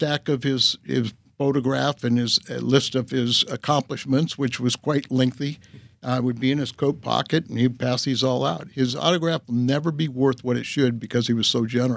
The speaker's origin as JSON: {"language": "English", "region": "Southern California", "country": "United States", "tie": "born or raised there", "said": "growing up in Southern California"}